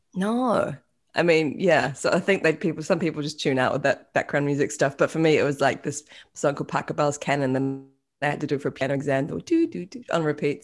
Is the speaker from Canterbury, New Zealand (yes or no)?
no; Auckland, New Zealand; moved away as an adult; also born or lived in Australia; now in United States; was born in, uh, West Auckland